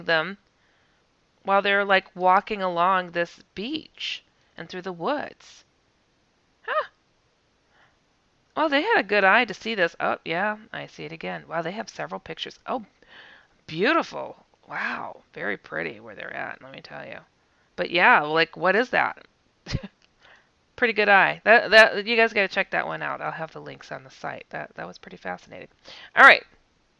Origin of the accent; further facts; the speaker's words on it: Wisconsin, United States; I'm from Wisconsin